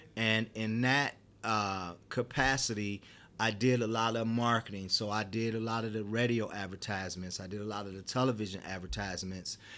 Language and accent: English; Detroit, Michigan, United States; moved away as an adult; now in Colorado, United States; I was born and raised in Detroit